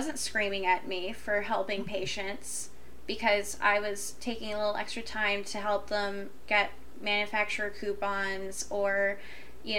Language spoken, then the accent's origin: English; Deep South, United States; I grew up in the Deep South